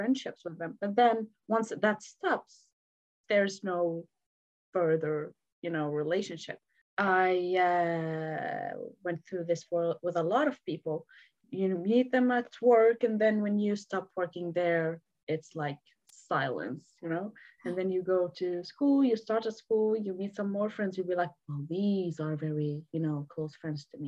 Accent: Lebanon; also born or lived in Syria; now in United Kingdom; it was in my hometown. It was in Lebanon

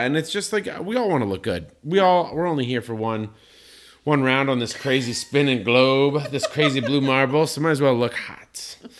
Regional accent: Colorado Springs, Colorado, United States; I grew up in Colorado Springs, Colorado, biggest evangelical Christian population on the planet

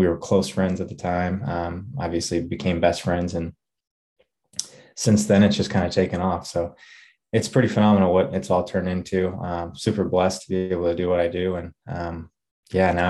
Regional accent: Grain Valley, Missouri, United States; I was born and raised actually here in Kansas City, Missouri, I'll call it, but essentially I'm about 40 minutes to the east of there in a town called Grain Valley

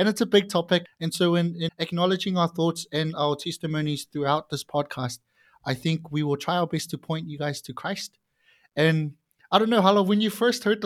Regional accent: Samoa; also born or lived in New Zealand; now in Auckland, New Zealand; I'm Samoan. I was born in Samoa. My family migrated over to New Zealand

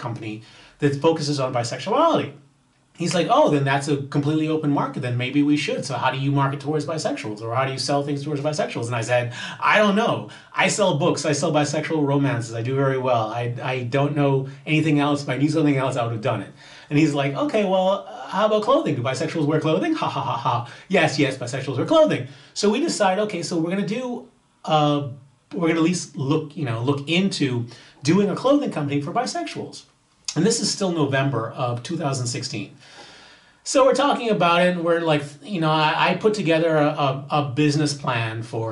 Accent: Bahamas; my home country, the Bahamas

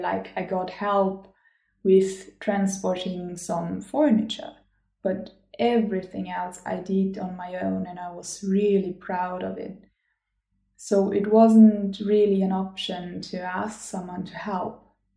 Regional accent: Germany; English is a second language; moved away as an adult; also born or lived in Gothenburg, Sweden; I am from Germany and I have lived in Sweden, in Gothenburg

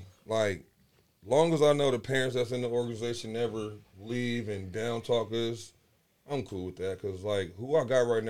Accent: Las Vegas, Nevada, United States; I'm from Vegas.

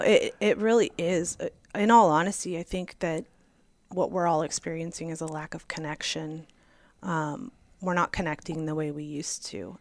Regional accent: Santa Monica, California, United States; now in Arizona, United States; I grew up in Santa Monica, small beach town in California

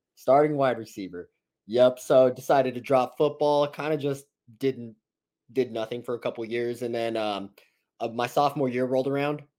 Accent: La Puente, California, United States; I'm from La Puente, California

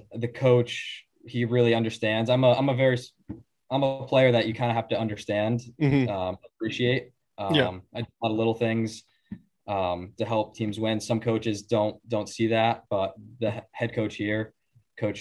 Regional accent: Rhode Island, United States; I'm from Rhode Island

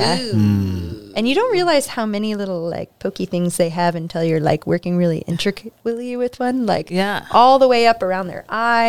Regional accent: Soldotna, Alaska, United States; also born or lived in Egegik, Bristol Bay region, Alaska; I grew up in Soldotna, but my mom's side of the family is from Agigik in the Bristol Bay region. So that's where my Lutik heritage comes from.

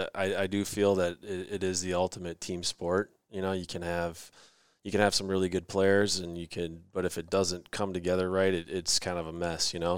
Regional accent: Rochester, Minnesota, United States; kid growing up in Rochester, that that's kinda the team, right? That's the only team that's ever won a state championship out of our town

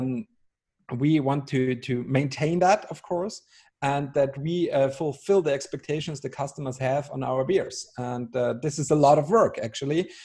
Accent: Austria; moved away as an adult; now in Bavaria, Germany; I'm Austrian. So I grew up with a constant love and hate relationship with your country, because, you know, when you grow up as Austrian

